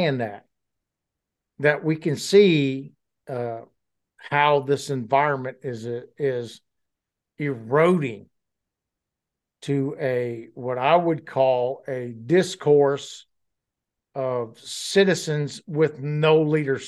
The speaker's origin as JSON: {"language": "English", "town": "New Orleans", "region": "Louisiana", "country": "United States", "tie": "born or raised there", "said": "New Orleans, where I come from, where I grew up in Louisiana"}